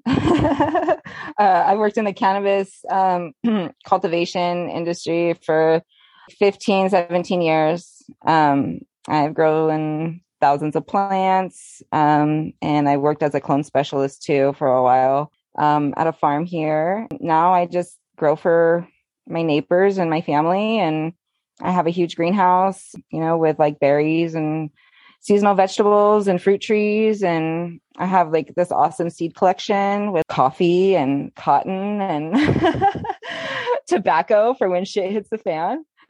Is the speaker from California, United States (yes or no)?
yes; California, United States; I was born and raised in California